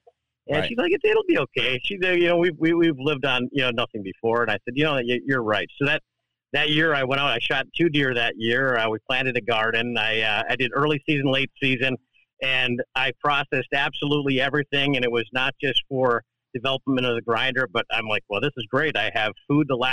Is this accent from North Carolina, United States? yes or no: no; Wisconsin, United States; I'm from Wisconsin